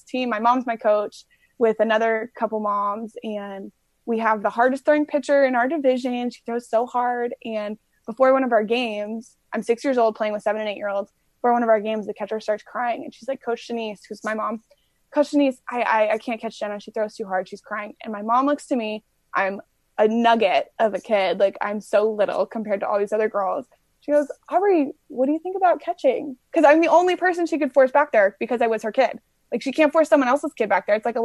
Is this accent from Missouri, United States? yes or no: no; Brea, California, United States; we grew up in Southern California in Orange County, and I played in Brea